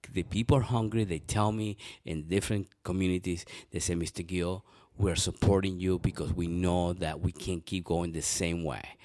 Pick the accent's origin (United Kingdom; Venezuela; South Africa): Venezuela; now in Columbus, United States; I was born in Venezuela